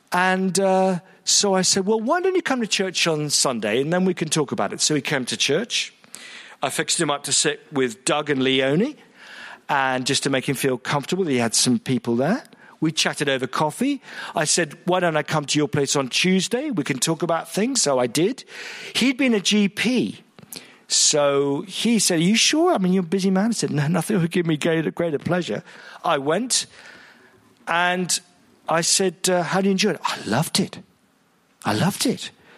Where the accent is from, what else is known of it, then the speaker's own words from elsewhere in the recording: Malaysia; I was raised a Buddhist. I'm from Malaysia, and I was a Buddhist.